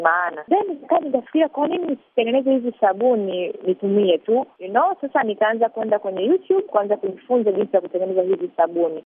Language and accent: Swahili; Tanzania; moved away as an adult; also born or lived in Los Angeles, California, United States; natoka huku Afrika eh, Tanzania